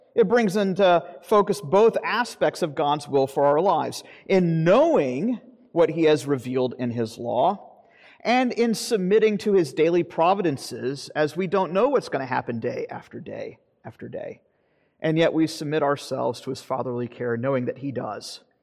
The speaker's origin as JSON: {"language": "English", "region": "Florida", "country": "United States", "tie": "born or raised there", "moved": "yes", "said": "I grew up in Florida"}